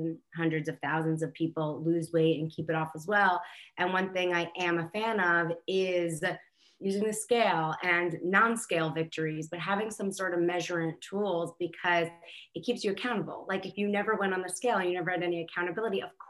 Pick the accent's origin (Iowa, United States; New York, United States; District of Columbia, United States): New York, United States; I'm born and raised in New Yorker